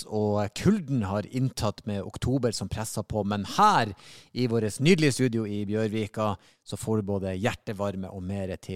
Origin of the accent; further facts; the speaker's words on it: Gjøvik, Innlandet, Norway; moved away as an adult; now in Oslo, Norway; Jeg er fra Gjøvik.